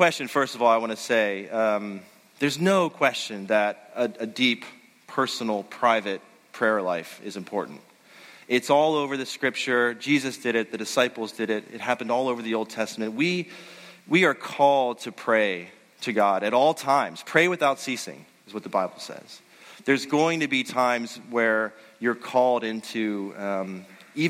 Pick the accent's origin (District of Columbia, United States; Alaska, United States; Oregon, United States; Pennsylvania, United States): Pennsylvania, United States; Western; I grew up in Western Pennsylvania